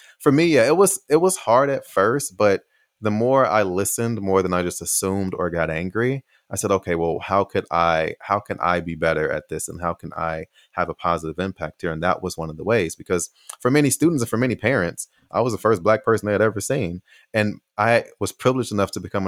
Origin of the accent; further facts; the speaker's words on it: United States; moved away as an adult; also born or lived in Taiwan / Austin; Oh, America